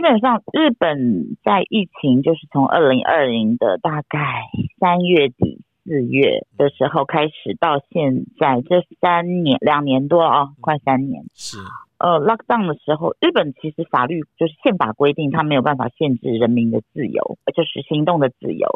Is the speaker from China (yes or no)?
no; Taiwan; 我们台湾人太喜欢干杯了